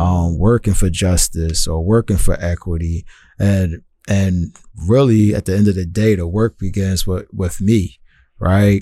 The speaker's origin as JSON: {"language": "English", "town": "Philadelphia", "region": "Pennsylvania", "country": "United States", "tie": "born or raised there", "moved": "yes", "lives_now": "Tacoma, United States", "said": "as a young person growing up in Philadelphia"}